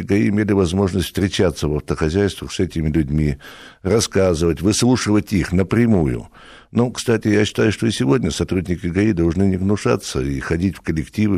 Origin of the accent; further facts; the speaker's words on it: Republic of Karelia, Russia; я и сам из Карелии